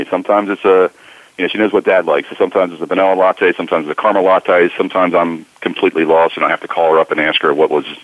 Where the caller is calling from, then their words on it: New Jersey, United States; I'm calling from uh, sunny South Jersey, just outside of Philadelphia.